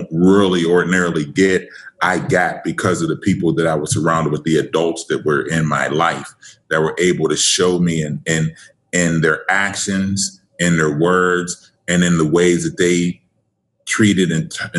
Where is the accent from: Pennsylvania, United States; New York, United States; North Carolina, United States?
Pennsylvania, United States; Pittsburgh; born and raised in Pittsburgh, PA, go Steelers. Actually, section of Pittsburgh called Wilkinsburg, East End.